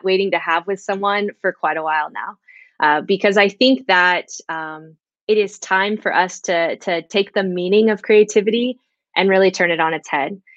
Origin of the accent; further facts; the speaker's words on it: Central California, United States; I'm from Central California, pretty much right smack dab in the middle of the state